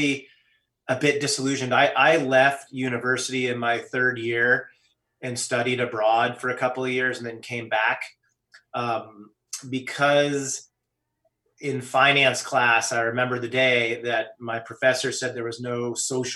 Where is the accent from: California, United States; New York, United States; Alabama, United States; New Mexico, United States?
California, United States; growing up in California